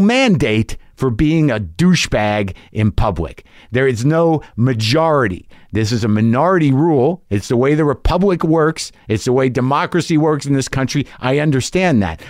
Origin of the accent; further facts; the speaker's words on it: United States; as an American